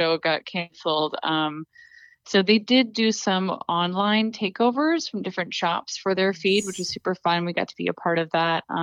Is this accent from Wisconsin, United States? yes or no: no; West Chester, Pennsylvania, United States; also born or lived in New York; I'm from the Westchester area, which is right outside of Philadelphia